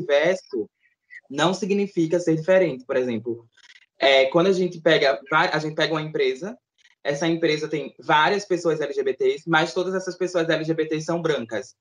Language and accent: Portuguese; Recife, Pernambuco, Brazil; sou aqui de Recife.